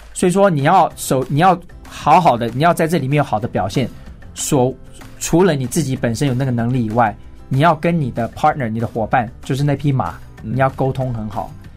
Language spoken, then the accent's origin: Chinese; Taipei, Taiwan; 我是来自于台北